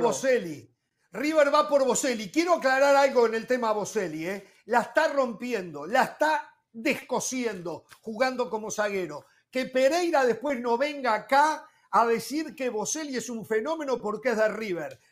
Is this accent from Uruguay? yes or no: yes; Uruguay; como uruguayo